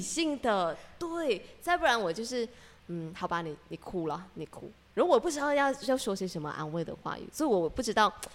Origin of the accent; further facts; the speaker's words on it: Malaysia; accent: Malaysian; 我们我们埋下的乡音在聊， 真的讲讲下的时候，就那一种马来西亚的腔调全部跑出来。